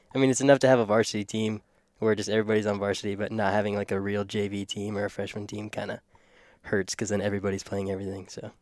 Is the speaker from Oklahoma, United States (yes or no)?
yes; Oklahoma, United States; now in Crofton, United States; I grew up in Oklahoma